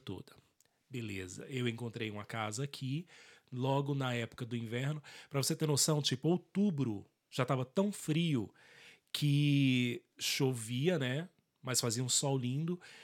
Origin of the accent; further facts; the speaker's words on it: Brasília, Federal District, Brazil; now in Ireland; Eu sou de Brasília